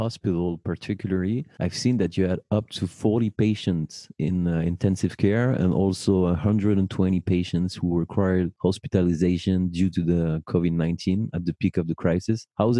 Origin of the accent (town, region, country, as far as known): Paris, Île-de-France, France; born or raised there